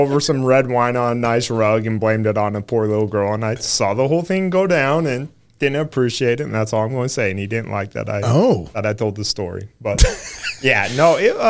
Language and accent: English; Utah, United States; moved away; I come from Utah.